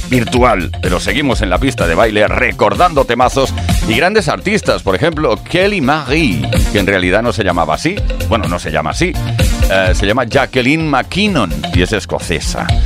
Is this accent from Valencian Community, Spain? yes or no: no; Barcelona, Catalonia, Spain; de Barcelona, aquí disfrutando de vuestro fantástico programa